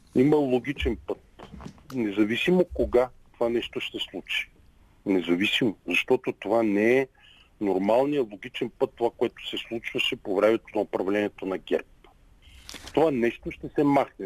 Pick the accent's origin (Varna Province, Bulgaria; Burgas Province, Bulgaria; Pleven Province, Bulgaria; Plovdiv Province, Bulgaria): Pleven Province, Bulgaria; Pleven; Израснал съм в град Плен. Това е мой град